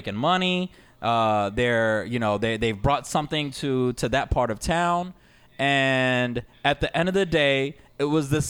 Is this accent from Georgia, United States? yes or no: yes; Atlanta, Georgia, United States; we're from Atlanta, and this is an Atlanta-based show.